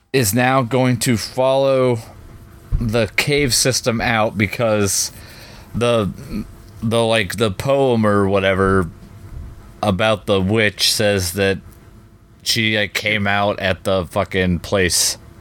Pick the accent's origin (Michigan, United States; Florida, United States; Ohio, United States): Ohio, United States